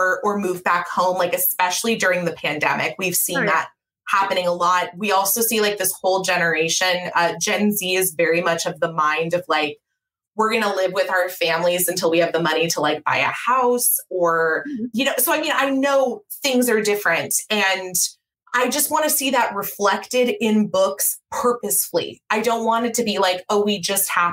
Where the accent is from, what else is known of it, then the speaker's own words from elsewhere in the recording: California, United States; moved away as an adult; also born or lived in Chicago / Minneapolis; I'm from California. I lived the first 18 years of, or 22 years, including college, of my life in California.